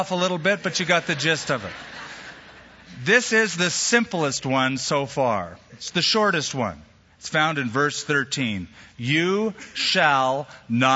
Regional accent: United States; our country, the United States of America

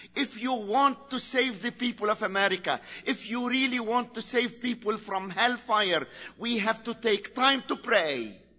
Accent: Lebanon; in Lebanon we are a free country

